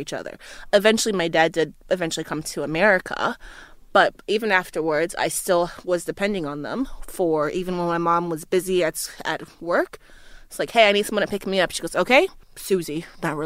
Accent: Liberia; also born or lived in United States; now in Australia; growing up in Liberia

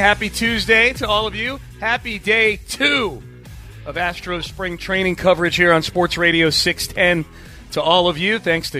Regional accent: Houston, Texas, United States; our 85 Houston.

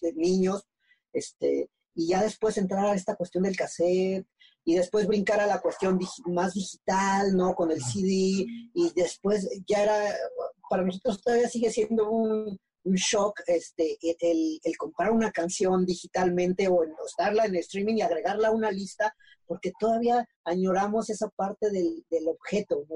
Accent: Mexico; como mexicanos

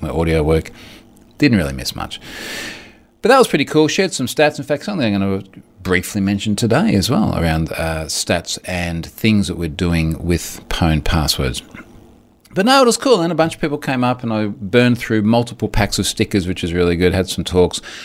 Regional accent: Gold Coast, Queensland, Australia; it is literally here in my hometown

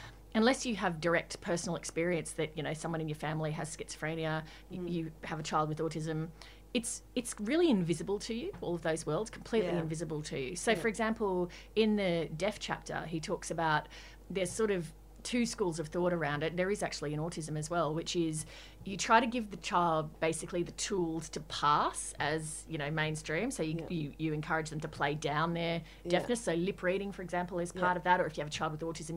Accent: Queensland, Australia; Growing up in Queensland.

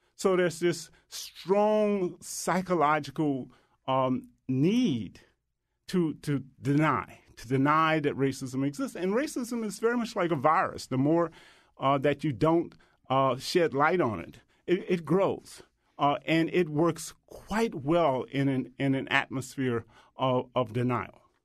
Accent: the Jim Crow South, United States; I grew up in the Jim Crow South

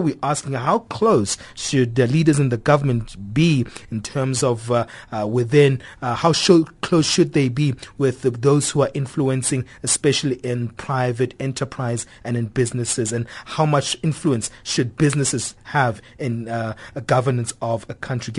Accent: South Africa; We're proudly South African, and we're proudly to say, hey, we love this continent of ours.

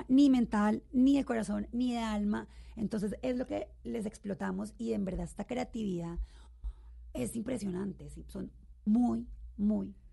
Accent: Bogotá, Colombia; also born or lived in Cali; Siempre he vivido aquí en Bogotá

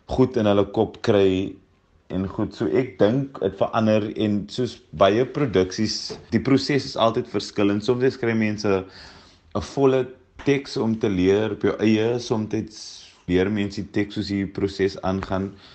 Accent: Cape Town, Western Cape, South Africa; Ek kom van Mitchells Plain af

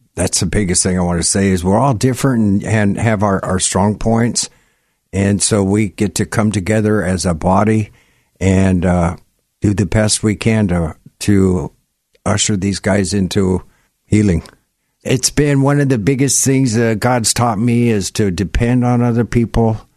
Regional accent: Gig Harbor, Washington, United States; I grew up in Gig Harbor

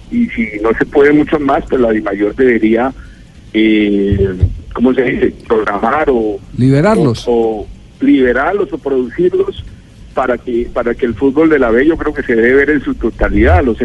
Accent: Colombia; y obviamente si soy más colombiano y más colombianista

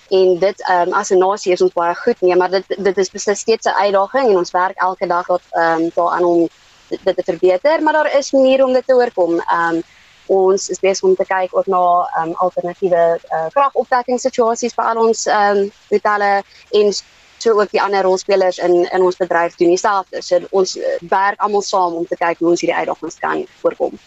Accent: South Africa; ons werk as Suid-Afrikaners

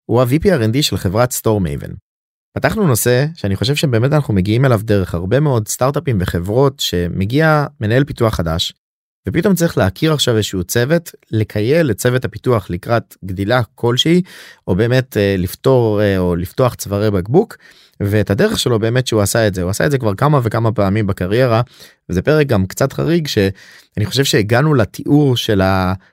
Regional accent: Yavne, Central District, Israel; גדלתי ביבנה

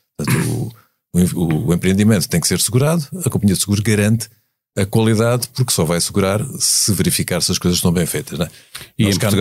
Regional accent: Algarve, Portugal; eu sou algarvio, portanto conheço mais ou menos a, a, a, o que se lá faz

